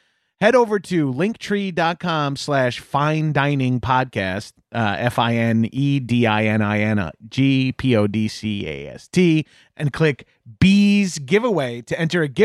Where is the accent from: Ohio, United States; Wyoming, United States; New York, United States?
New York, United States; Long Island; I'm from Long Island, but I was raised Catholic, so I didn't get the full Long Island experience